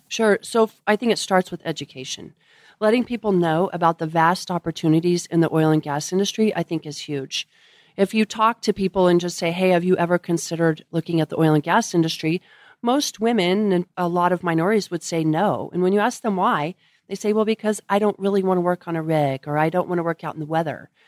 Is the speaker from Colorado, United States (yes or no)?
yes; Colorado, United States; moved away as an adult; also born or lived in Washington, D.C.; now in Midland, United States; born and raised in Colorado